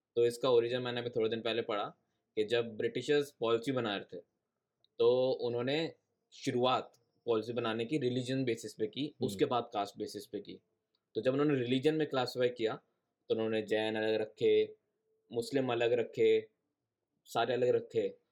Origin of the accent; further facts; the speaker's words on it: Punjab, India; हमारे यहाँ पंजाब में